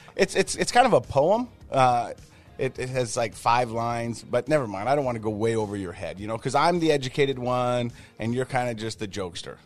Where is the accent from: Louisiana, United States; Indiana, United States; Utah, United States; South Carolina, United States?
Utah, United States; Ogden; I grew up in the Biggity Biggity, oh, that's Ogden to everybody else